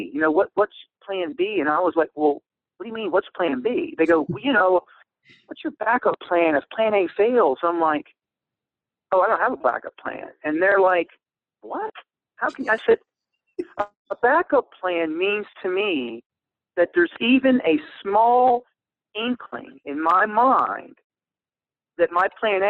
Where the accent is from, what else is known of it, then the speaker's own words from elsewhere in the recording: Ohio, United States; I was originally from Ohio, but really a military brat.